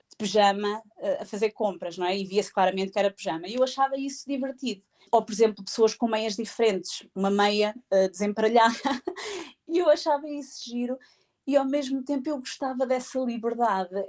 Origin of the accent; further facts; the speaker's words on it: Coimbra, Centro, Portugal; now in Bedford, United Kingdom; nós somos de Coimbra e eles são de Coimbra, da Figueira